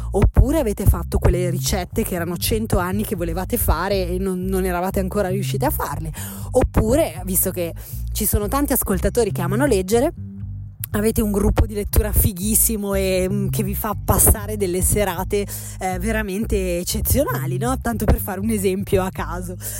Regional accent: Milan, Lombardy, Italy; la mia vita da milanese classica

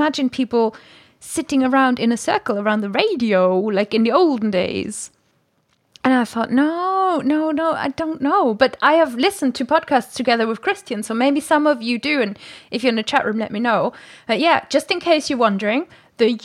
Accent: Germany; moved away; Wir sind beide Deutsche

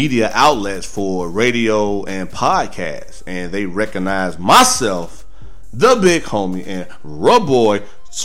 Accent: Chicago, Illinois, United States; used to play for my hometown, the Bulls

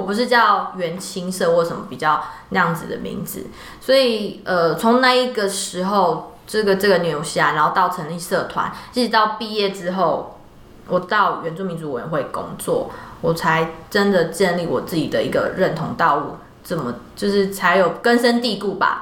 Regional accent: Taiwan; 我们每一年台湾这边也都会派人去参加

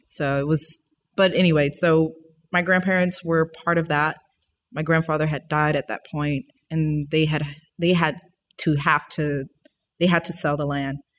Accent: New Orleans, Louisiana, United States; also born or lived in Monroe, Louisiana; I'm from New Orleans

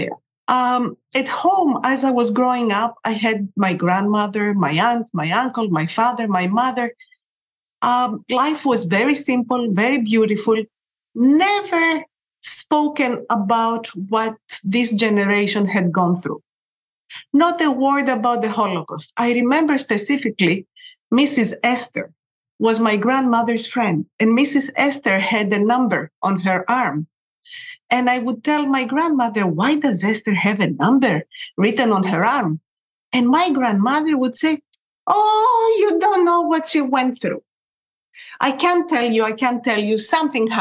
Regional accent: Athens, Attica, Greece; I was born in Athens, Greece. I grew up during the 60s

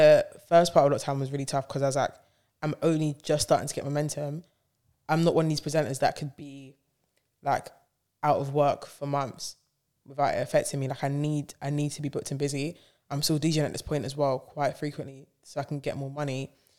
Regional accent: Bronx, New York, United States; I'm a New Yorker. So him being like, you're from the town. I'm like, yes, I am from the Bronx.

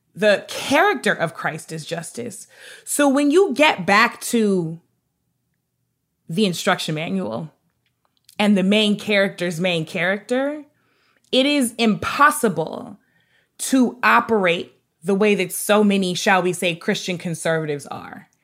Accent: North St. Louis County, Missouri, United States; also born or lived in Hartford, Connecticut; I grew up in North Saint Louis County, uh, which was near Ferguson.

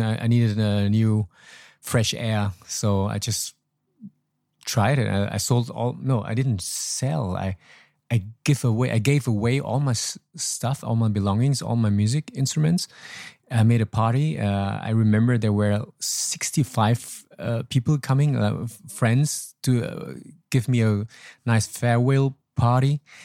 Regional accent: Troisdorf, North Rhine-Westphalia, Germany; moved away as an adult; also born or lived in Laos / Hanoi, Vietnam; now in Vietnam; south of Cologne where I was living, um, thirty-three years. So, it was my hometown, still ho-, my hometown

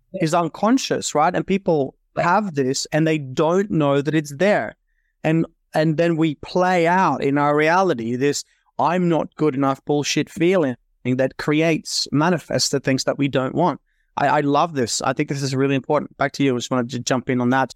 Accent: Norway; moved away as an adult; also born or lived in Australia; I was born and raised in Norway in Europe and then came to Australia at twenty-five

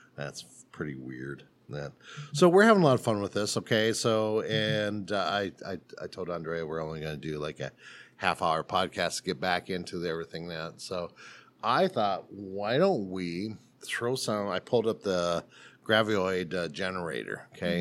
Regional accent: South Dakota, United States; moved away; So I'm from South Dakota

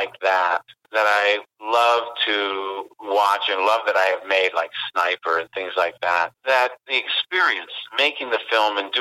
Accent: West Virginia, United States; we're from West Virginia

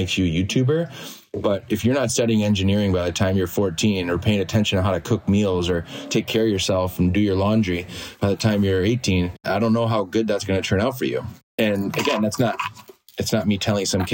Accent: United States; moved away as an adult; also born or lived in England; my home country

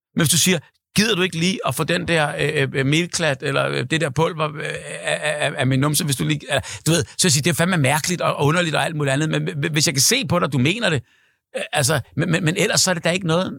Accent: Hellerup, Capital Region of Denmark, Denmark; Jeg er fra Hellerup

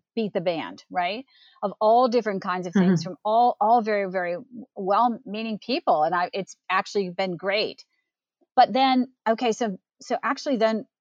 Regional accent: Arlington, Virginia, United States; I grew up in the Washington, D.C. area in Arlington, Virginia.

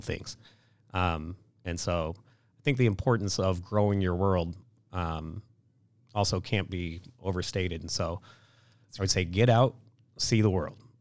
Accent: Kansas City, United States; moved away as an adult; also born or lived in Detroit; growing up in Kansas City was fantastic

